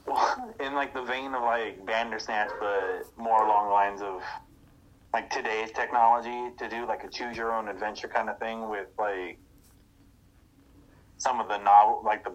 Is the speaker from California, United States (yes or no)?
yes; California, United States; moved away; I was born and raised in California, and then I had to move away later on, but yeah, I'm from California.